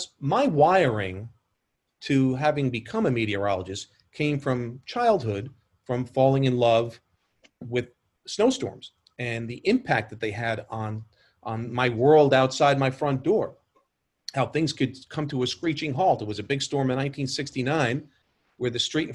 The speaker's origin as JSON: {"language": "English", "town": "New York City", "region": "New York", "country": "United States", "tie": "born or raised there", "said": "growing up in New York"}